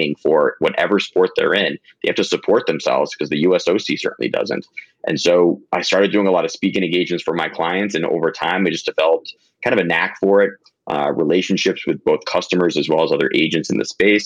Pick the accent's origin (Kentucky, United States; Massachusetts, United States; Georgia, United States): Massachusetts, United States; Longmeadow; moved away as an adult; now in New York City, United States; I'm from a small town in Western Massachusetts called Longmeadow, Mass.